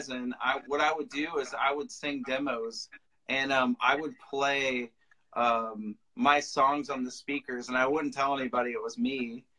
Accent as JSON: {"language": "English", "town": "Nashville", "region": "Tennessee", "country": "United States", "tie": "born or raised there", "said": "I grew up in Nashville."}